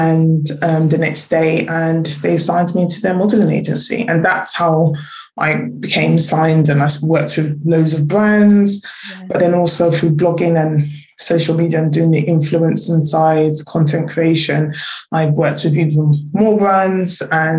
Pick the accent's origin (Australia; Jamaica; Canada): Jamaica; especially like being Jamaican, it was this that I was already skinny anyway.